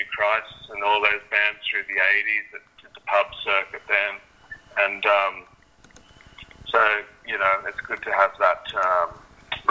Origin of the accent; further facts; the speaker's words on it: Wollongong, New South Wales, Australia; Growing up in Wollongong